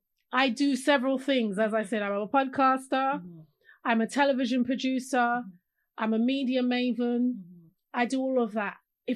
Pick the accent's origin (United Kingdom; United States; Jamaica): United Kingdom; London; I grew up in London.